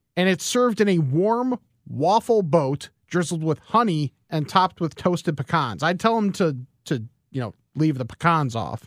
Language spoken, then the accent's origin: English; West Chicago, Illinois, United States; also born or lived in Geneva, Illinois / Lombard, Illinois; the house that I grew up in in West Chicago